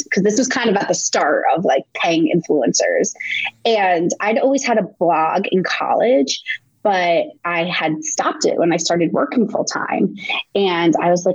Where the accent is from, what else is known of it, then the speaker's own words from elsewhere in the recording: Montville, New Jersey, United States; moved away as an adult; also born or lived in Connecticut / New York; I grew up in New Jersey. I went to college in Connecticut